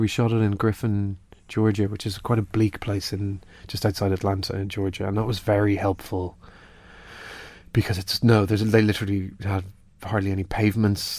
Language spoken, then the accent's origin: English; Ireland; being Irish